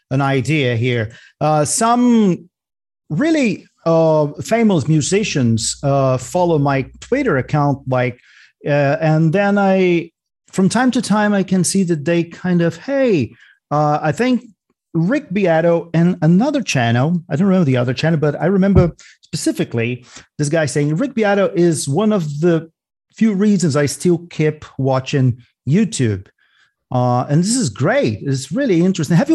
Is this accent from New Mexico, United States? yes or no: no; New York, United States; now in Atlanta, United States; I'm from New York.